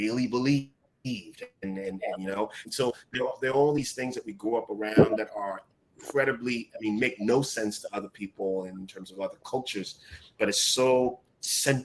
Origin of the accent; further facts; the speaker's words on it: Accra, Greater Accra, Ghana; moved away; I grew up in Ghana at a time where electricity was sporadic.